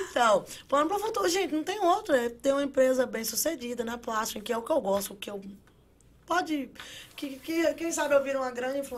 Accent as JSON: {"language": "Portuguese", "region": "Rio de Janeiro", "country": "Brazil", "moved": "yes", "said": "Eu sou do Rio."}